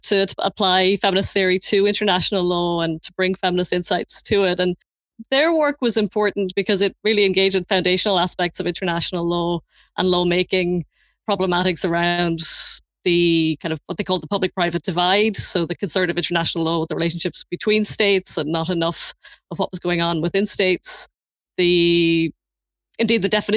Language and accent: English; Leinster, Ireland; moved away as an adult; now in Belfast, United Kingdom; I'm originally from the Republic of Ireland near Dublin, and I moved to Belfast in 1999 to do my undergraduate degree at Queen's